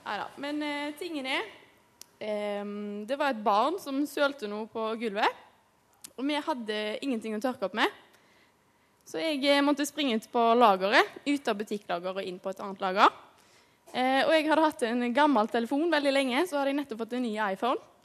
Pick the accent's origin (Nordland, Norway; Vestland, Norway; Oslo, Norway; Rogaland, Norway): Rogaland, Norway; Haugesund; jobbet på et eh, kjøpesenter hjemme i Haugesund.